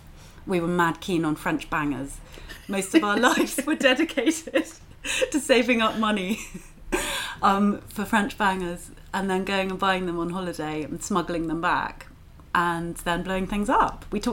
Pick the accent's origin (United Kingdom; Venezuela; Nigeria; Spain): United Kingdom; Yeovil, South West England; Near Yeovil.